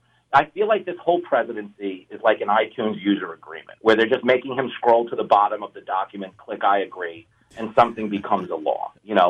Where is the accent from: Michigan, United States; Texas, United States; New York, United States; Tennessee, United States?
New York, United States; Levittown; I grew up on Long Island. I grew up in Levittown. Yeah, big law enforcement family and, Italian family.